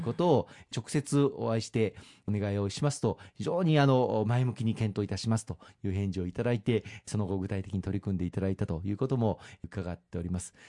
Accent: Osaka, Japan; 私を含め、えー、大阪出身

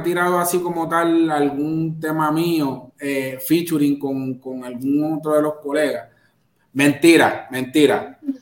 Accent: Carolina, Puerto Rico; reggaetonero porque soy de Carolina.

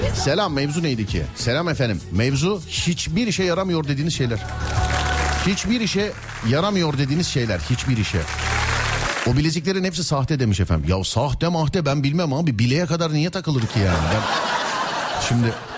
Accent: Istanbul, Turkey; Ben İstanbulluyum.

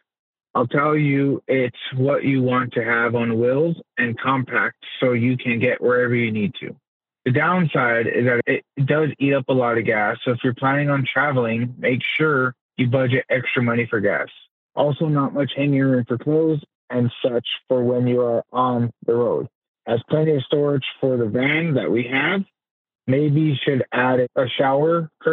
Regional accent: New Mexico, United States; I'm from New Mexico

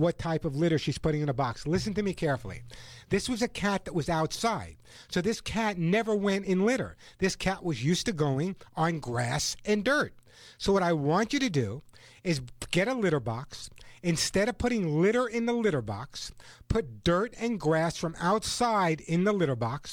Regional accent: New York, United States; also born or lived in Sedona, Arizona; now in Southern California, United States; my home state of New York.

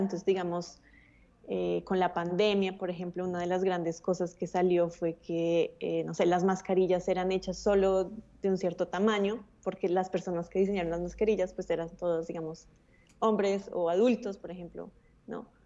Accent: Bogotá, Colombia; yo nací en Bogotá, eh, tuve, tuve acceso a una muy buena educación

